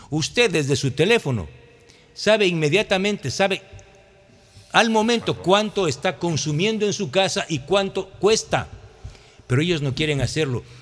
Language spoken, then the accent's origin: Spanish; Santa Elena, Ecuador; Yo vengo de Santa Elena, y la queja de los ciudadanos, de los transportistas, incluso de los alcaldes, es terrible